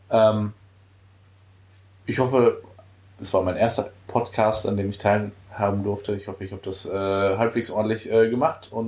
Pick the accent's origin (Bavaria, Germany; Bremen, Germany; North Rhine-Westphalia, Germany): North Rhine-Westphalia, Germany; Dortmund; da muss ich selbst als Dortmunder sagen, das war wirklich eine beeindruckende, äh, ähm, beeindruckender Werbespot